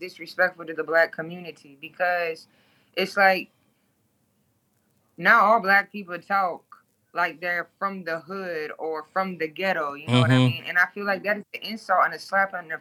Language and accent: English; Toledo, Ohio, United States; moved away as an adult; now in Baton Rouge, United States; I am originally from Toledo, Ohio. I live in Baton Rouge, Louisiana. I've been down south for 13 years now. But I am originally born and raised in the 419 Glass City